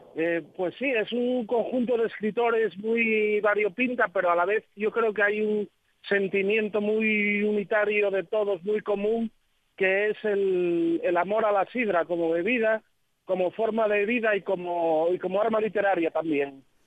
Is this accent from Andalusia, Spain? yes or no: no; Asturias, Spain; como asturianos